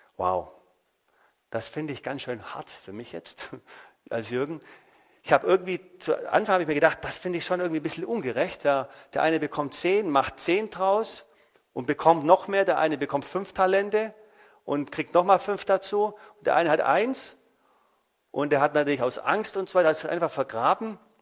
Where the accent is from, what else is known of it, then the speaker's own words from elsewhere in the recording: Germany; bei uns in Deutschland